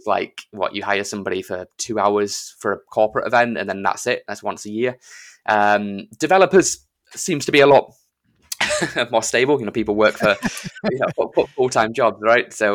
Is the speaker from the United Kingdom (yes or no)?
yes; United Kingdom; I'm British